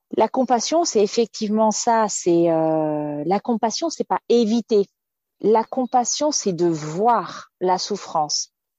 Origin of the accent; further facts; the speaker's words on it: France; je suis française, donc j'ai baigné dans une certaine éducation.